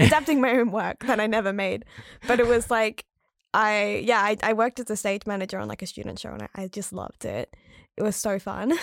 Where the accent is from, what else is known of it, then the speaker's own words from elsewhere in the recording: rural South Australia, Australia; moved away as an adult; also born or lived in Adelaide; now in Melbourne, Australia; I grew up in rural South Australia